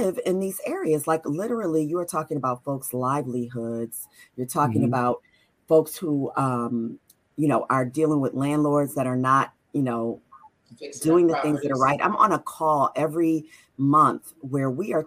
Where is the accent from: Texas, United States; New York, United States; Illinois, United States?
New York, United States; Buffalo; I'm from Buffalo. This is my hometown.